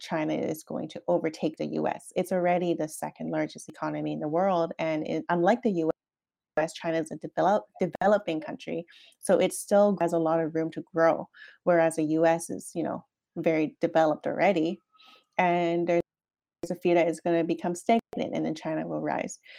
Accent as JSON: {"language": "English", "country": "Canada", "moved": "yes", "said": "as a Canadian"}